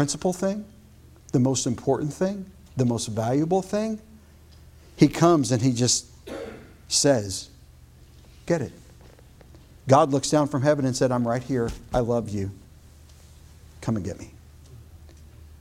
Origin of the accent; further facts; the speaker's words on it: United States; as an American